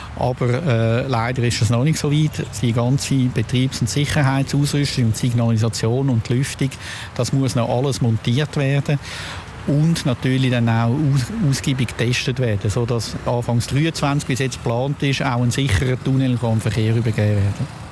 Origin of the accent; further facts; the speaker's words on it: Zürich, Switzerland; ich bin selber Zürcher